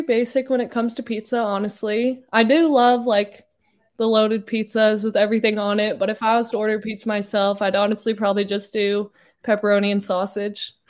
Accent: Littleton, Colorado, United States; moved away; there wasn't much beach growing up in Colorado

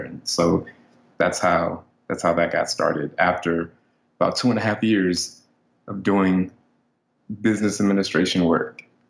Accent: Maryland, United States; I grew up in Maryland.

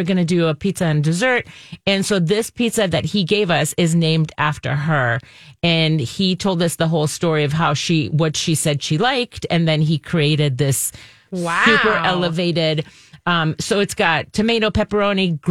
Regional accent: Golden Valley, Minnesota, United States; I grew up in Golden Valley

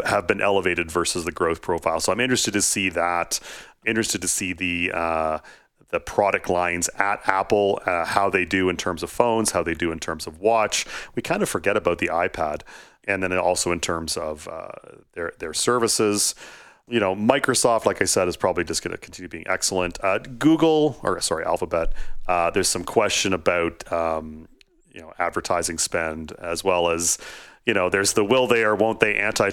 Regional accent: Canada; I'm Canadian. I live just outside of Toronto.

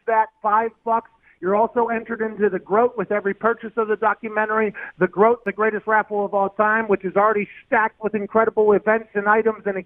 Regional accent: Pittsburgh, Pennsylvania, United States; Growing up in Pittsburgh

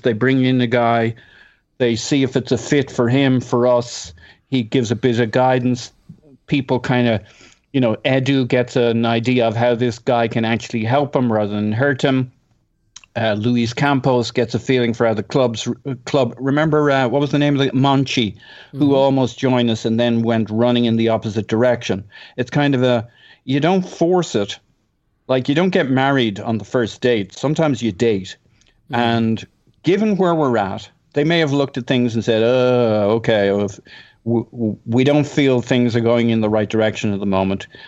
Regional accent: Ireland; I'm Irish.

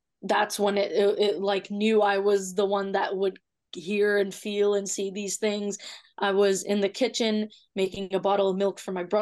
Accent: Toronto, Ontario, Canada; also born or lived in Mississauga; I'm born and raised in Toronto

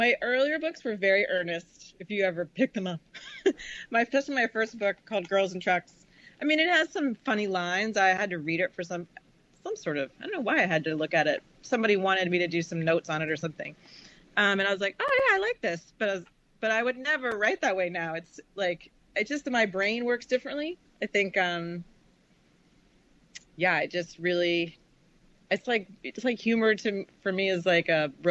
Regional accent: Charleston, South Carolina, United States; moved away; also born or lived in Namibia; I grew up in Charleston, South Carolina in the 70s. You know, I moved there in 73

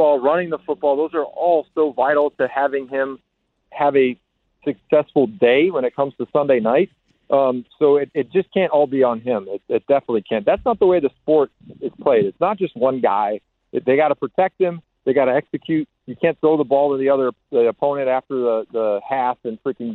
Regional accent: suburbs of Chicago, Illinois, United States; I was a kid in the 90s and I lived in the suburbs of Chicago

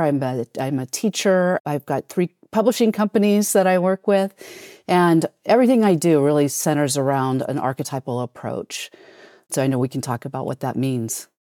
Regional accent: United States; being an American

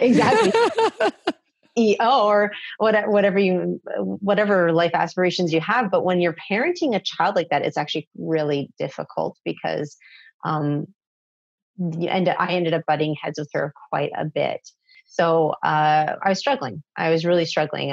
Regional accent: Toronto, Ontario, Canada; I am from Canada. And for those of you who are familiar, I'm from Toronto. I grew up in pretty much Toronto

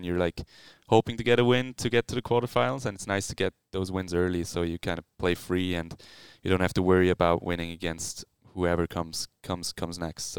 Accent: Swiss German part of Switzerland, German-speaking Switzerland, Switzerland; English is a second language; moved away; we talk German and Swiss German. I'm from the Swiss German part of Switzerland.

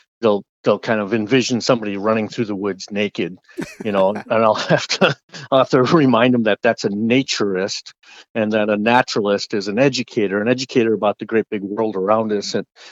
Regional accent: Chicago, Illinois, United States; moved away; as a kid, growing up in the Chicagoland area

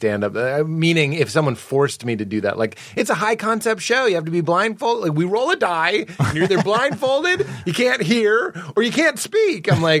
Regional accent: Boston, Massachusetts, United States; Like I'm from Boston.

